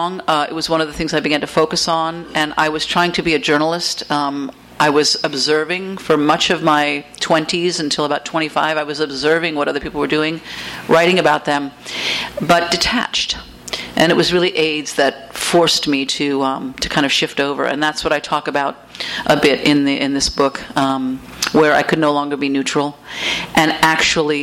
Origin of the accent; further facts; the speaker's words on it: United States; also born or lived in Haiti / France; I was raised in the States, I felt like I wasn't an American